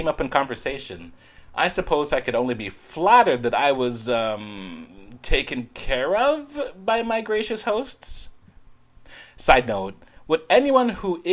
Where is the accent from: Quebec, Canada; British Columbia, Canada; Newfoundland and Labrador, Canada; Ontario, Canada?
Ontario, Canada; also born or lived in Netherlands; I'm from Ontario, Canada, and I also did live for some time in the Netherlands